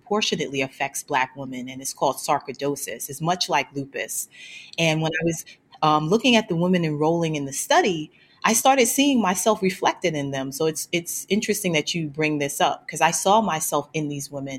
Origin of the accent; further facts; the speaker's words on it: New York City, New York, United States; I grew up in Brooklyn, New York. So I'm a born and bred Brooklynite